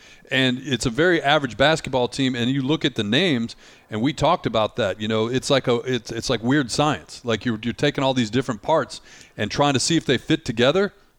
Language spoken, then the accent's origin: English; Detroit, Michigan, United States; A combined 9-33 between your hometown team and my hometown team.